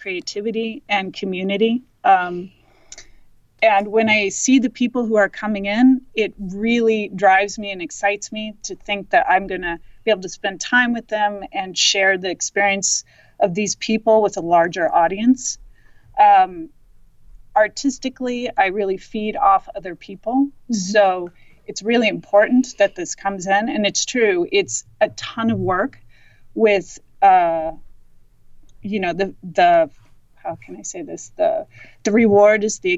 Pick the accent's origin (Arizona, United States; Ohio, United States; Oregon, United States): Oregon, United States; Bend; also born or lived in Denver, Colorado; I moved here from Denver, and I grew up in Bend